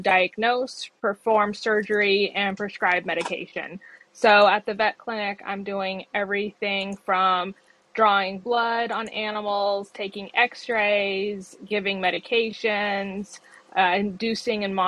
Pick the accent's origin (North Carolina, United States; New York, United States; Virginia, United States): Virginia, United States; Floyd County; also born or lived in San Francisco Bay Area, California; now in Roanoke, United States; I was 10 when we moved, but growing up in Floyd County was wonderful